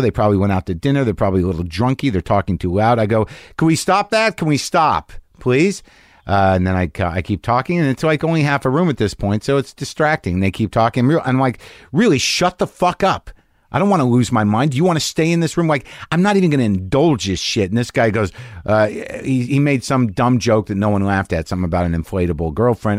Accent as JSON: {"language": "English", "region": "New Mexico", "country": "United States", "tie": "born or raised there", "also_born_or_lived": "New Jersey / New York", "moved": "yes", "lives_now": "Los Angeles, United States", "said": "I grew up in New Mexico, originally"}